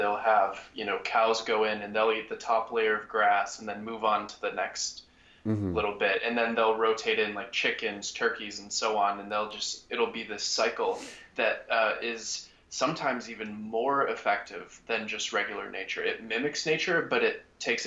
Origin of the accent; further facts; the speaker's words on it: United States; As an American